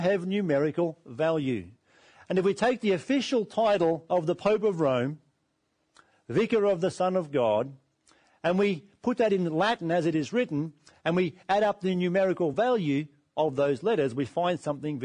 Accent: Australia; We live in Australia

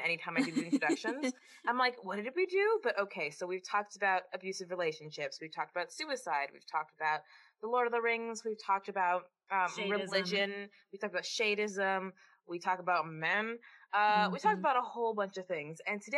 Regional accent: Canada; we're from Canada

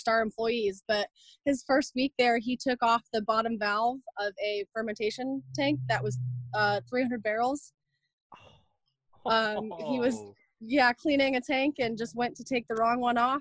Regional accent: Arizona, United States; moved away as an adult; also born or lived in Orlando, Florida; now in Asheville, United States; I was born and raised in Arizona

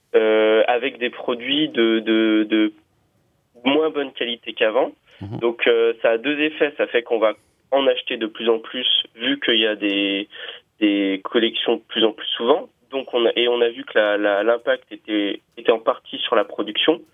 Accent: Lyon, Auvergne-Rhône-Alpes, France; je suis de Lyon.

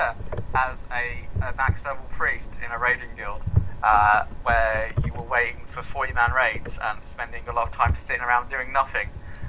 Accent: Edinburgh, Scotland, United Kingdom; I'm half Scottish. I spent a lot of my youth in and around Edinburgh.

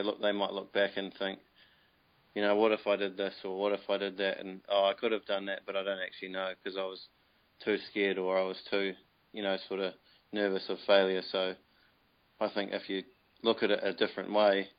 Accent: New Plymouth, Taranaki, New Zealand; moved away as an adult; now in Waikato, New Zealand; I moved up to the Waikato because I'm originally from New Plymouth

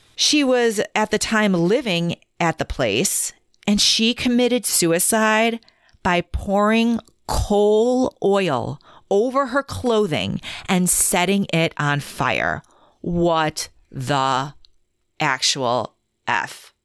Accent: Midwest, United States; we're from the Midwest

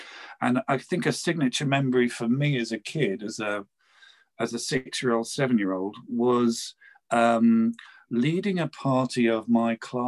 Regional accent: London, United Kingdom; accent: English; We lived in the London Borough of Brent

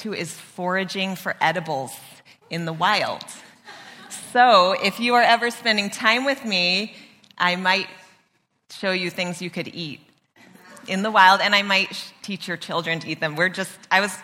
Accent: Mission Canyon, California, United States; I grew up in Mission Canyon

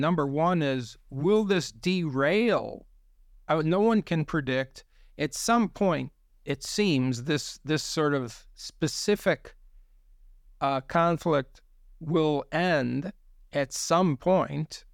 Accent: United States; as an American observer myself

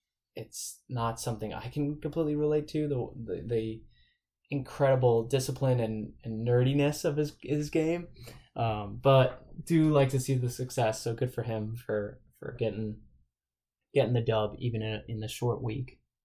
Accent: Boston, Massachusetts, United States; I'm from the Boston area

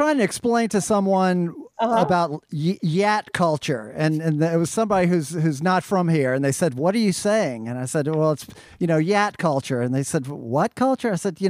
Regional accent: New Orleans, Louisiana, United States; I'm from New Orleans.

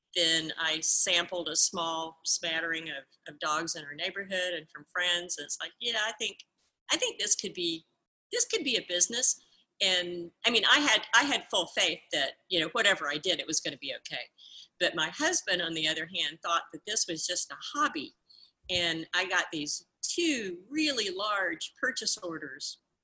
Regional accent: Georgia, United States; I'm um, a Southerner. I was raised in Georgia, in the southern part of the United States

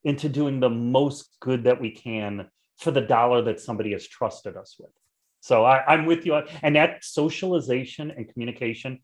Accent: Chicago, Illinois, United States; I'm from Chicago. In Chicago, we're all about the pizza

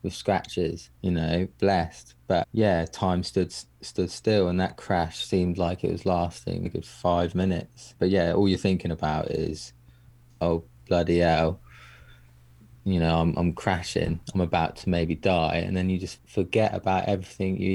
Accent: England, United Kingdom; me being English

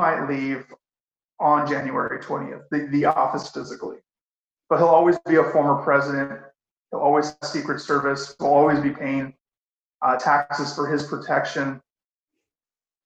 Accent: Fresno, California, United States; I grew up as a very active, and I am still very active in the community in Fresno

